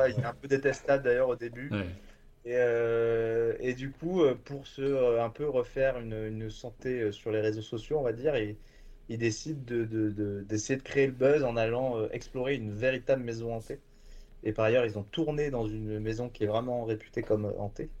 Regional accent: Bordeaux, Nouvelle-Aquitaine, France; moved away as an adult; also born or lived in Lyon; now in Paris, France; je viens de, Bordeaux, je viens de Bordeaux, à la base

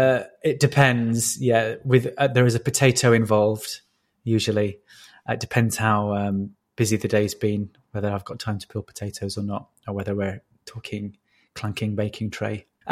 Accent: Yorkshire and the Humber, United Kingdom; accent: Yorkshire; I didn't want to be a comedy northerner. So I literally changed everything, including my accent, which I'm sure people listening can hear is not a Yorkshire accent.

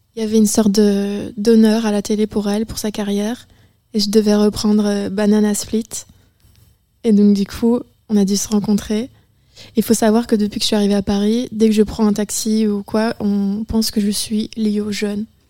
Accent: Charleroi, Namur, Wallonia, Belgium; moved away as an adult; Moi, je viens euh, de Charleroi, Namur, Un petit village très simple.

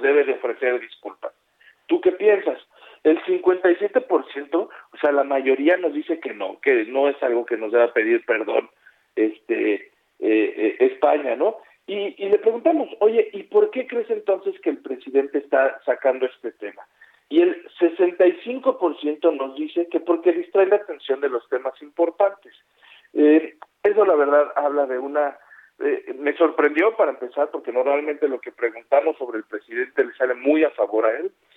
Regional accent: Mexico; como mexicano

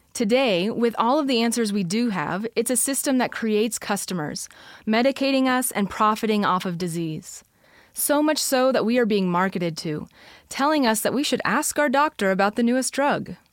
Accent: United States; We are American

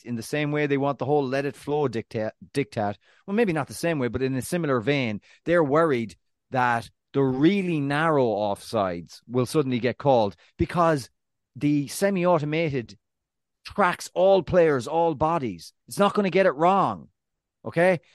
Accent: Ireland; being Irish

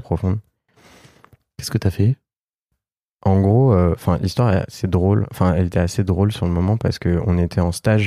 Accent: France; j'ai grandi en France avec ma mère

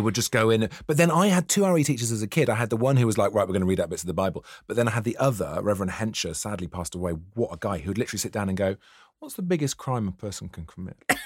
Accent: near Tintern Abbey, Wales, United Kingdom; I grew up near Tintin Abbey

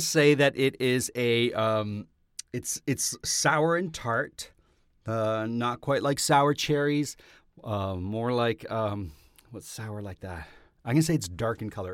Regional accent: Canada; I come from a country where that, that is happening.

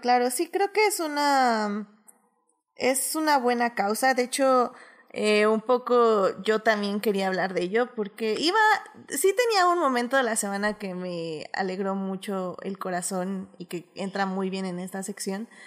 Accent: Mexico; nosotros también como mexicanos

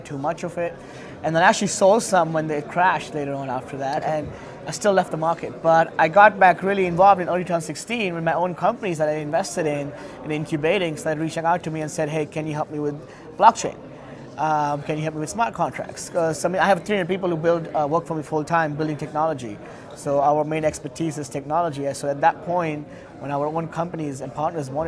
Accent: India; I come from India

